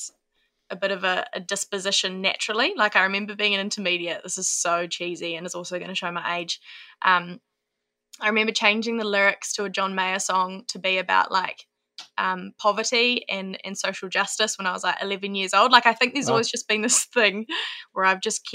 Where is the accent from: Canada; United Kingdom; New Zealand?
New Zealand; Auckland; moved away as an adult; now in New Plymouth, New Zealand; born and bred Auckland